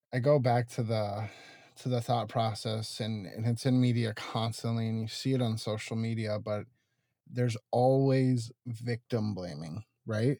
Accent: Tucson, Arizona, United States; moved away as an adult; Tucson, which is originally where I'm from

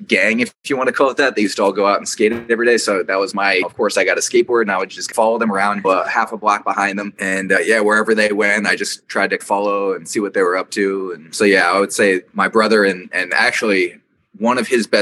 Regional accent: Lawrenceville, New Jersey, United States; moved away as an adult; also born or lived in New York / Philadelphia; now in Seattle, United States; I mostly grew up in New Jersey. I was born in New York. When I was about five, we moved to Central Jersey, a place called Lawrenceville, New Jersey. I grew up there until college

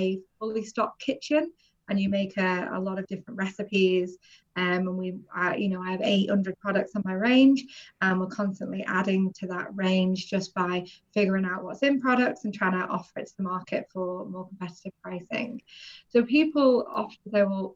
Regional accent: North West England, United Kingdom; moved away as an adult; also born or lived in London / Cayman Islands; I've always lived in the northwest of England, moved around a little bit that way

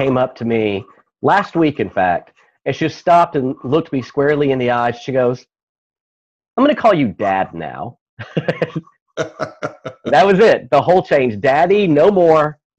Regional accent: East Texas, United States; also born or lived in Houston; now in Austin, United States; I'm originally from East Texas.

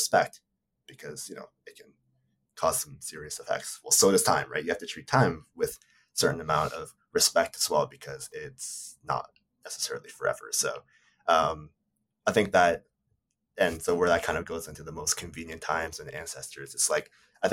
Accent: Canada; I'm Japanese Canadian. I'm living in Canada right now

